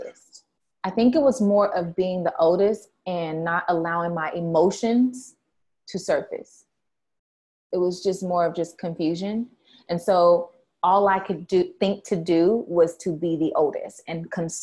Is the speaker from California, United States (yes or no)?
yes; San Diego, California, United States; We're from California, all the way live San Diego, California